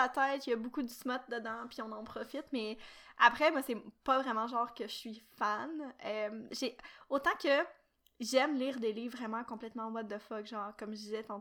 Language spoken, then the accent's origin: French; Quebec, Canada